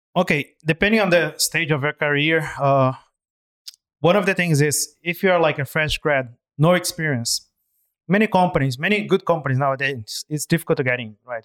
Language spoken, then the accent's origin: English; Brazil; moved away as an adult; now in Hong Kong; I'm originally from Brazil, and I've been in Hong Kong for, uh, slightly over eight years now